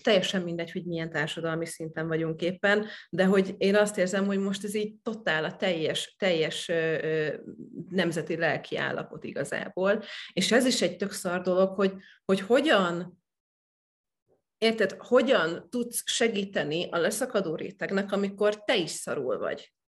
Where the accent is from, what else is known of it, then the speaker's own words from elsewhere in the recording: Eastern Hungary, Hungary; én is Kelet-Magyarországon nőttem fel